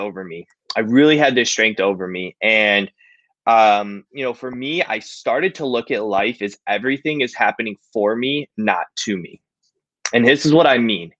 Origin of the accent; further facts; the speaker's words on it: Cleveland, Ohio, United States; I'm from Cleveland, Ohio